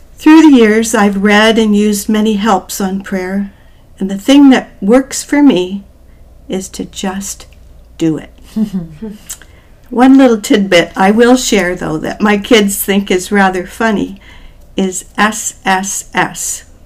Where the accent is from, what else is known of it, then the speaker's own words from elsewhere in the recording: New Brunswick, Canada; moved away as an adult; also born or lived in Newfoundland / Waterloo, Ontario; I'm originally from the East Coast. I was born in Newfoundland. I grew up in New Brunswick